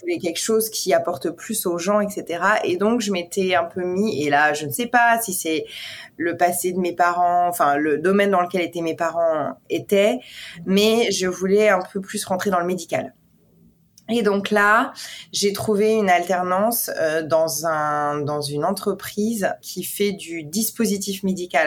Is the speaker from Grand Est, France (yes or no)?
no; Besançon, Bourgogne-Franche-Comté, France; also born or lived in Paris, France; now in New York, United States; je suis née dans l'est de la France, à Besançon